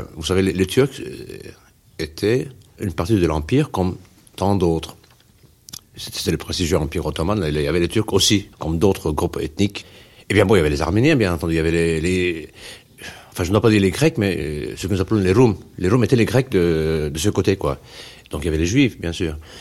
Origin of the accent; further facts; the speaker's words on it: Istanbul, Turkey; Je suis né à Moda. Euh, en effet, je m'en souviens quand j'étais petit